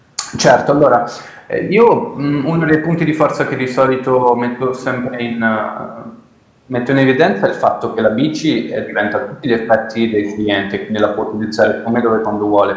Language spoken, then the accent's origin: Italian; Milan, Lombardy, Italy; sono nato e cresciuto a Milano